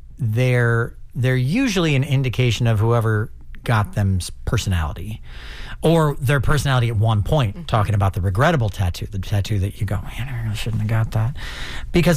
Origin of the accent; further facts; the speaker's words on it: St. Louis, Missouri, United States; now in Florida, United States; that's my hometown